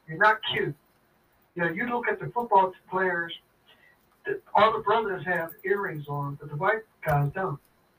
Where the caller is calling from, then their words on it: Pittsburgh, Pennsylvania, United States; I'm calling from Pittsburgh